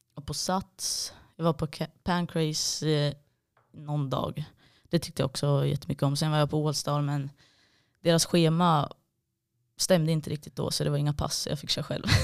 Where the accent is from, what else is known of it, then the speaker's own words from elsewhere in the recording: Gävle, Gävleborg County, Sweden; now in Malmö, Sweden; egentligen från en liten by utanför Gävle